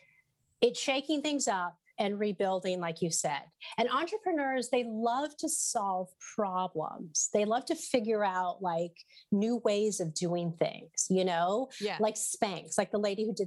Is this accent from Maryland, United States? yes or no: no; Southern California, United States; now in New Haven, United States; I'm from California